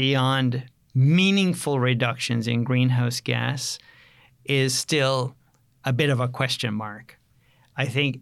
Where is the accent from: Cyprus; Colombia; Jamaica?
Jamaica; also born or lived in Canada; now in United States; I grew up on a farm in Jamaica